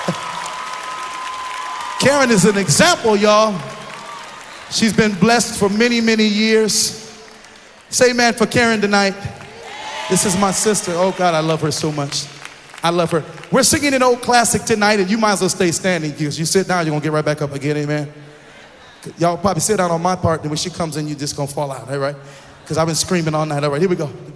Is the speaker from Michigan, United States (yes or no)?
yes; Detroit, Michigan, United States; I'm from Detroit